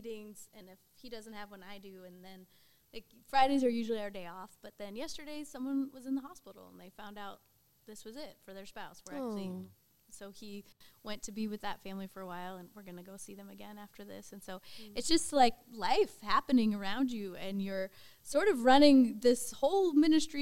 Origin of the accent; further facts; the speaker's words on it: New Hampshire, United States; also born or lived in Austin / Oklahoma; now in California, United States; Growing up in New Hampshire